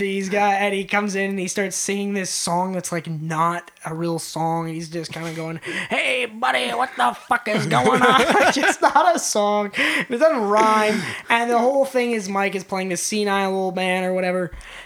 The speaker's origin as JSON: {"language": "English", "town": "Winnipeg", "region": "Manitoba", "country": "Canada", "said": "We're from Winnipeg."}